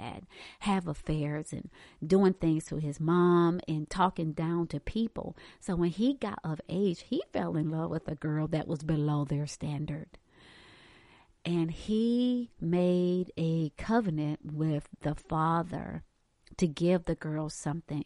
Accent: Hartsville, South Carolina, United States; moved away as an adult; also born or lived in Charlotte; I'm from Hartsfield, South Carolina. We don't have skyscrapers there.

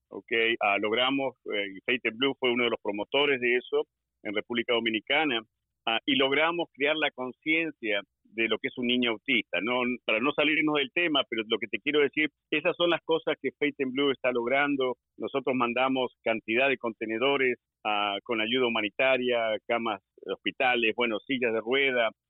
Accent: Argentina; moved away as an adult; now in Maryland, United States; Yo vine del ejército de Argentina

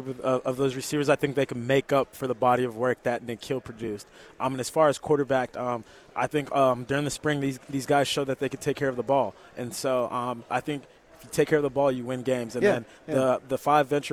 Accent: Dallas, Texas, United States; I'm from Dallas

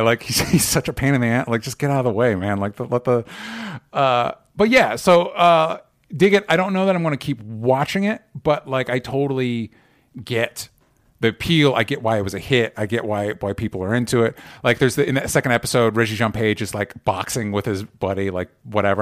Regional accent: United States; an American

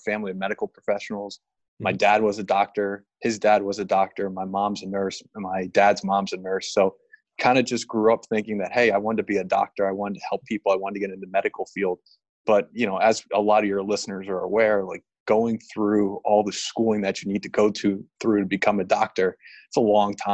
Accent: New Jersey, United States; moved away as an adult; also born or lived in Virginia / New York; now in Los Angeles, United States; I'm originally from New Jersey, grew up a Jets fan and a Yankees fan

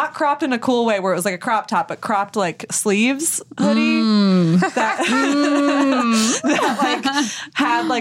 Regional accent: Vermont, United States; moved away; I'm from Vermont

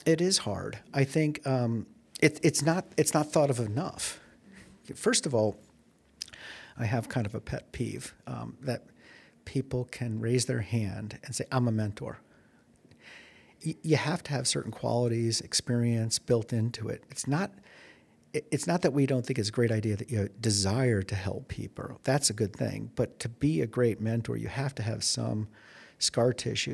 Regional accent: Chicago, Illinois, United States; moved away as an adult; also born or lived in Silicon Valley; now in Arizona, United States; I'm from Chicago

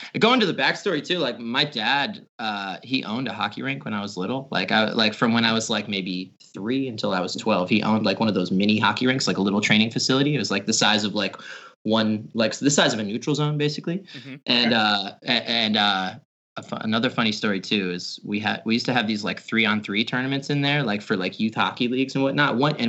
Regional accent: Albany, New York, United States; Well, luckily I'm upstate New York. I'm from Albany. So I was actually raised a Jets fan.

